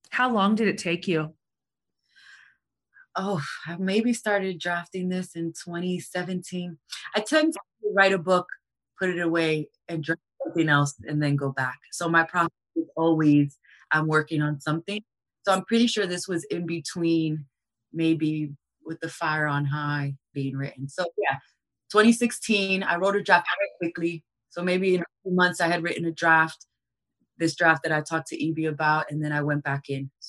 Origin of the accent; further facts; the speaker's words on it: New York City, New York, United States; And so, as a New Yorker, I had very stark kind of representations of how mass tragedies could be handled